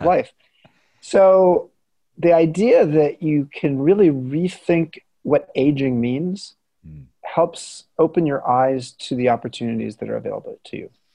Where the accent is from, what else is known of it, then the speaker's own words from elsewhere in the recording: Southern California, United States; moved away as an adult; also born or lived in San Francisco Bay Area; I grew up in Southern California